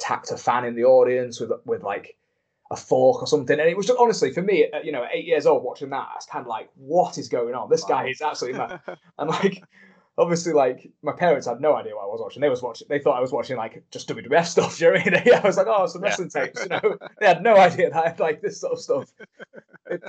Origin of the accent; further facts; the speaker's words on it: Grimsby, Yorkshire and the Humber, United Kingdom; I'm from Grimsby.